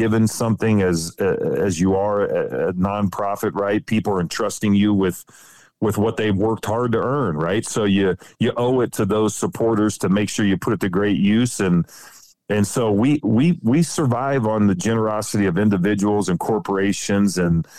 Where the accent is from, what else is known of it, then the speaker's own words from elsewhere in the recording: Ohio, United States; that's some of my fondest memories growing up in Ohio and chasing squirrels and rabbits, you know, with uncles and cousins and all that good stuff.